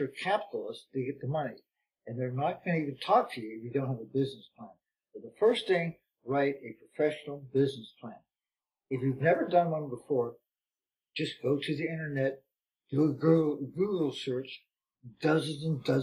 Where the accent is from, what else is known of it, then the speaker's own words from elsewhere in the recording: California, United States; I'm from California